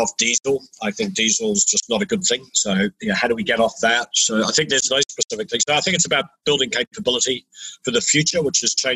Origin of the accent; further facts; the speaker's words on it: New Zealand; moved away; I'm originally from New Zealand, and we New Zealanders